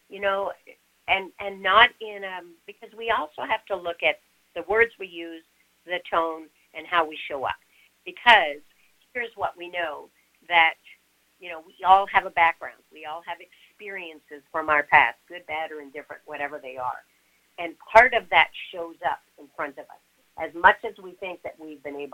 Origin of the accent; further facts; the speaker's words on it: Montreal, Quebec, Canada; I'm originally from Montreal